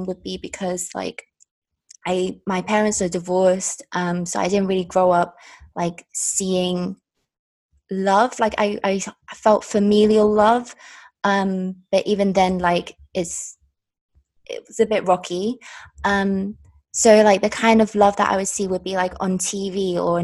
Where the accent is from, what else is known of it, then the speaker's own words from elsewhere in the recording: London, United Kingdom; also born or lived in China; my family are from Hong Kong. I was born in China, and I was raised in London.